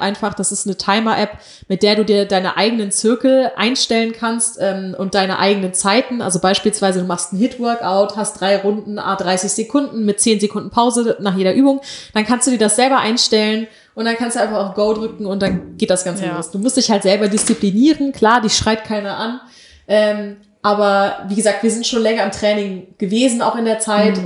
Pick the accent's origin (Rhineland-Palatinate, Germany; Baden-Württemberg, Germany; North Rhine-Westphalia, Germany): North Rhine-Westphalia, Germany; Wir sind Rheinländer.